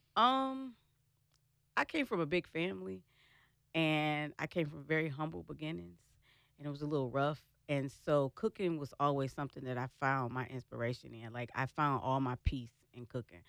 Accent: Michigan, United States; now in Dallas, United States; I'm originally from Michigan

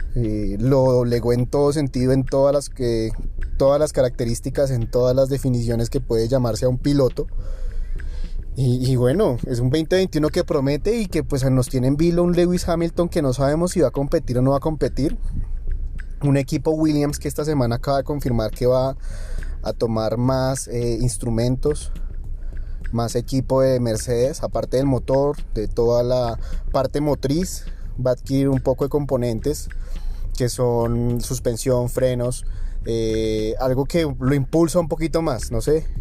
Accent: Colombia; que somos colombianos

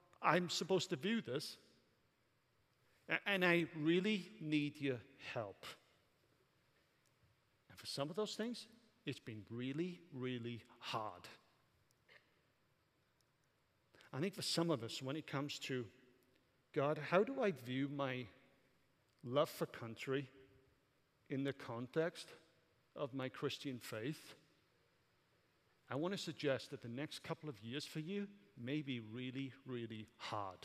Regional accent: Welsh, Wales, United Kingdom; moved away as an adult; now in United States; I'm Welsh

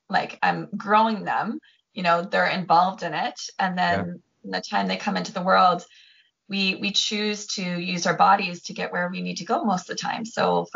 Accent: Lake St. Clair, Ontario, Canada; now in Scotland, United Kingdom; I grew up on a lake, a little lake called Lake St. Clair in Canada, and I grew up boating and skiing and wakeboarding.

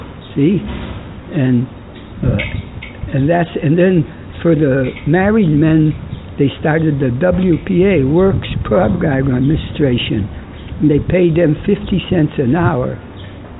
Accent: New Britain, Connecticut, United States; I was born in New Britain, Connecticut, December 19, 1917

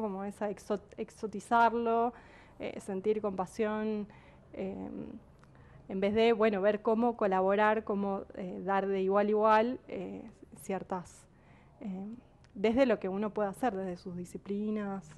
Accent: San Juan, Argentina; yo soy de San Juan y cuando estudié en la primaria, en los años 90

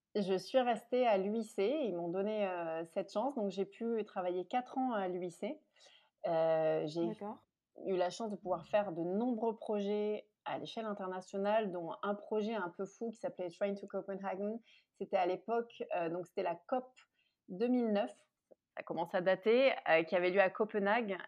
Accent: Marseille, Provence-Alpes-Côte d'Azur, France; j'ai grandi à Marseille

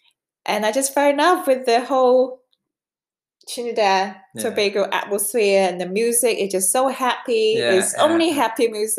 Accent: Hong Kong; English is a second language; also born or lived in England; now in Denmark; Of course I speak Cantonese. I'm from Hong Kong.

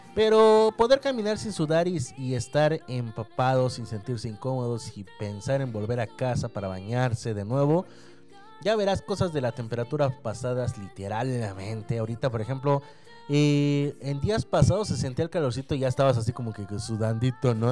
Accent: Mexico

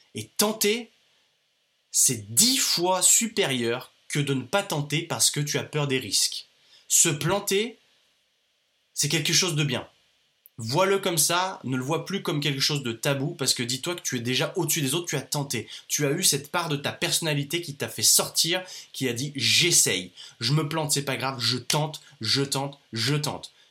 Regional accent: France; also born or lived in Australia; je suis jeune, je suis un jeune entrepreneur, je suis français

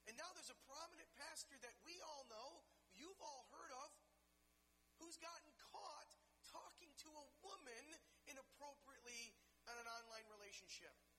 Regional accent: Detroit, Michigan, United States; growing up in Detroit

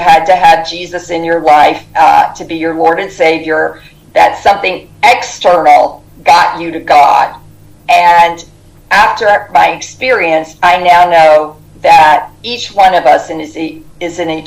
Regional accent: the South, United States; growing up in the South

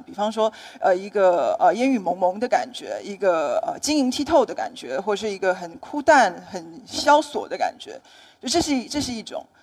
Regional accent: Taiwan; 那我在台湾写小说，也写一些散文，那么也出过一些书

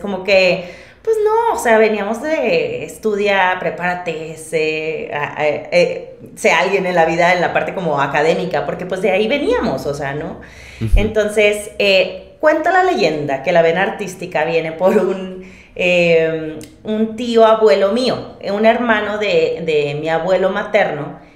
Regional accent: Monterrey, Nuevo León, Mexico; accent: regio; moved away as an adult; now in Mexico City, Mexico; Monterrey, yo soy de Monterrey, este, y si no se nota por el acento

